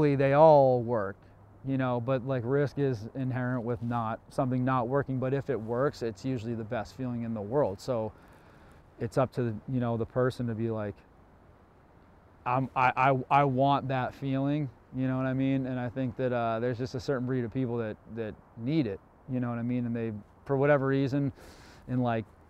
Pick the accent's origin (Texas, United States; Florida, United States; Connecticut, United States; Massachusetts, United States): Massachusetts, United States; Cape Cod; Being born here, growing up here